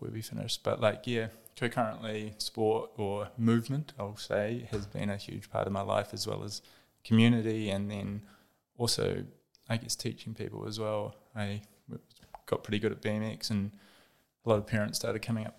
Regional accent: Dunedin, Otago, New Zealand; the beauty of Otago University, it was in my hometown.

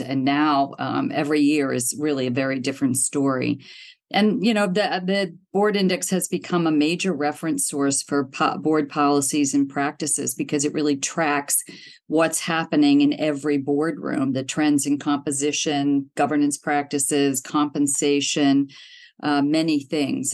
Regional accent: outside of Pittsburgh, Pennsylvania, United States; moved away as an adult; also born or lived in Cincinnati, Ohio / Los Angeles / London; I was born in Ohio, in Cincinnati, but I grew up outside of Pittsburgh

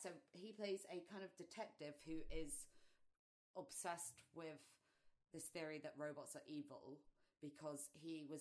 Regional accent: London, United Kingdom; We're from London in the UK.

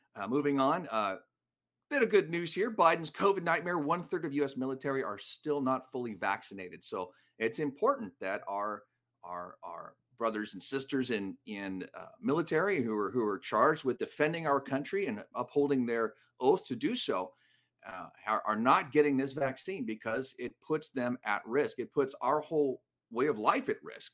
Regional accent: Los Angeles, California, United States; my hometown

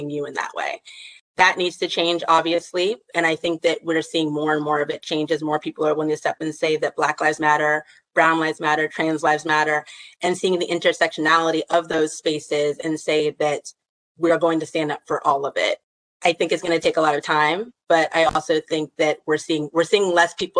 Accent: the South, United States; I grew up in the South

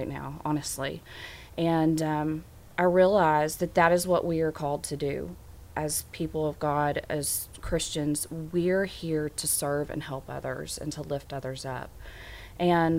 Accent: Little Rock, Arkansas, United States; moved away as an adult; I am an Arkansan. I was born and raised here. And then in the 90s, I moved away from Little Rock and moved back in 2012

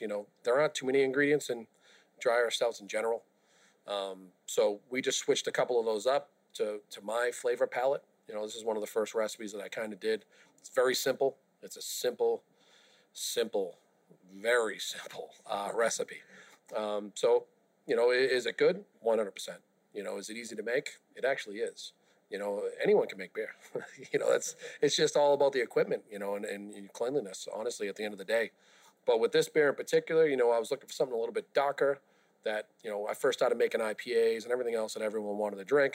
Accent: Boston, Massachusetts, United States; I grew up in South Boston

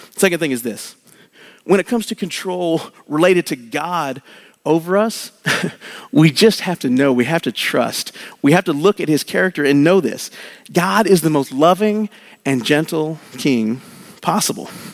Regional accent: Oklahoma, United States; I grew up in Oklahoma

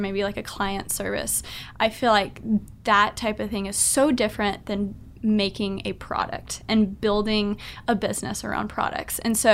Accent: Texas, United States; being from Texas

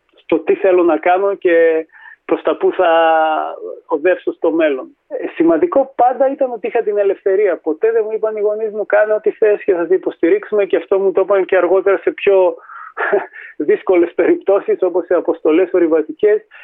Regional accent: Thessaloniki, Central Macedonia, Greece; γεννήθηκα και μεγάλο στη Θεσσαλονίκη

